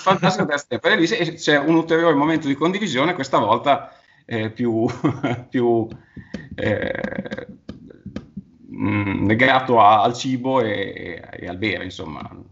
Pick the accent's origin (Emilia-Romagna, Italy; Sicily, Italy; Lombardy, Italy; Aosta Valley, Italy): Emilia-Romagna, Italy; Sasso Marconi; qui sono di Bologna, di Sasso Marconi, qui in collina